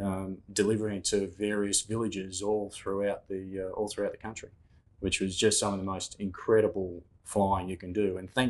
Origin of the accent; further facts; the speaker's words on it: Katoomba, New South Wales, Australia; Born and raised in Katoomba in the Blue Mountains in New South Wales.